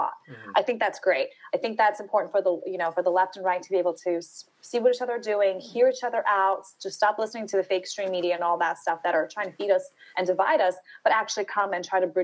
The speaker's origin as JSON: {"language": "English", "town": "New York City", "region": "New York", "country": "United States", "tie": "born or raised there", "said": "I grew up in Brooklyn, New York"}